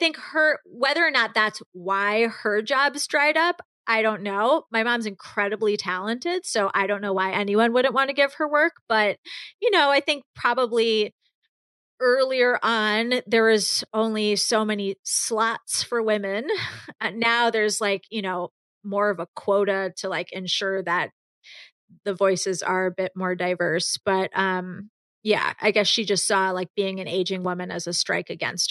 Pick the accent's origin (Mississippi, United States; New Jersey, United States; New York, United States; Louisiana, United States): New York, United States; growing up in New York